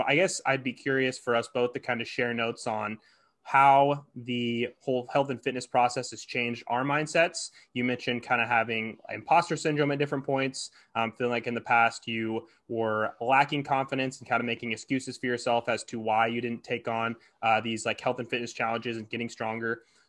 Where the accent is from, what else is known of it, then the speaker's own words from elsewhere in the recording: Hastings, United States; Like I call my hometown Hastings a small town, but it's like 25,000 people.